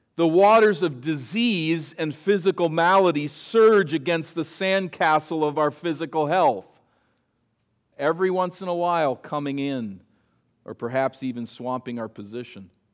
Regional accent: East Coast, United States; As a boy growing up on the East Coast, many of my childhood memories are of days at the Jersey Shore

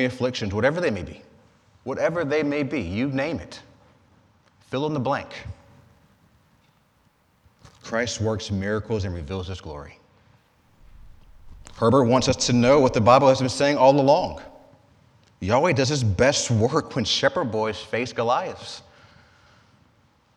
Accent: Georgia, United States; moved away; I'm from Georgia

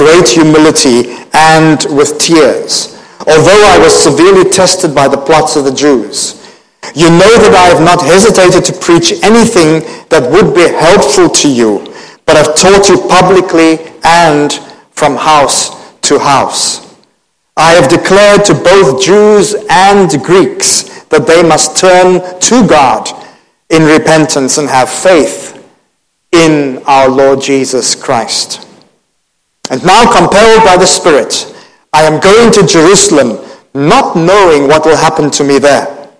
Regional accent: Cape Town, Western Cape, South Africa; born there; moved away; also born or lived in Thailand; I was born in Cape Town. We came to Asia in 1984 and lived for about maybe 22 years in Thailand.

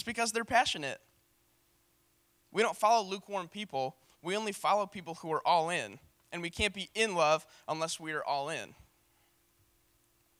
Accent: St. Louis, Missouri, United States; I'm from St. Louis

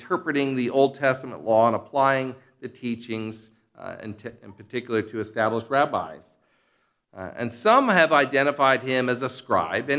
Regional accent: Philadelphia, Pennsylvania, United States; moved away; also born or lived in Kansas; I was an outsider from the Philadelphia region who attended Westminster Theological Seminary

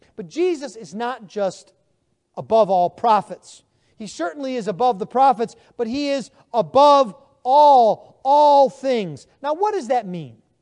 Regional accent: Buffalo, New York, United States; moved away as an adult; now in Texas, United States; I am from Buffalo, New York. I've lived now in Texas Not quite, but almost twenty years.

